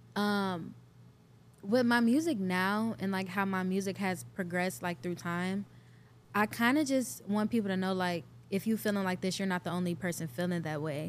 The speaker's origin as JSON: {"language": "English", "town": "Cleveland", "region": "Ohio", "country": "United States", "tie": "born or raised there", "also_born_or_lived": "Richmond Heights, Ohio / Atlanta", "said": "I'm born and raised in Cleveland, Ohio, Northeast"}